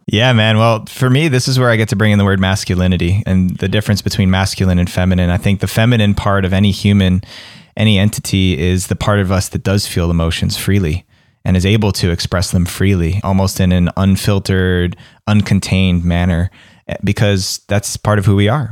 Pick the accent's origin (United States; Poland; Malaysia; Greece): United States; East Coast; moved away; where I grew up on the East Coast